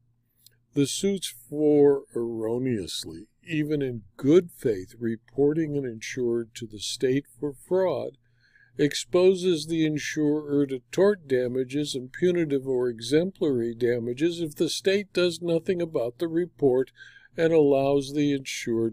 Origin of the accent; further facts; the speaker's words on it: California, United States; my home state of California